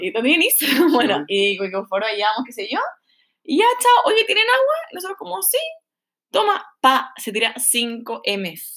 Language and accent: Spanish; Chile; moved away as an adult; now in Melbourne, Australia; a nosotros como chilenos